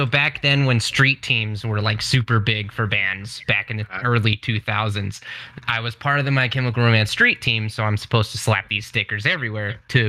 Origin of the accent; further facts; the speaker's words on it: Layton, Utah, United States; also born or lived in Pleasant View, Utah; I came from Layton area, we just moved up towards Pleasant View.